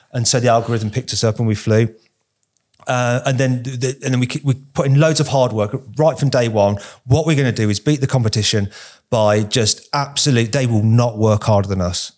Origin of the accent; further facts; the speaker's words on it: United Kingdom; us Brits are more used to seeing it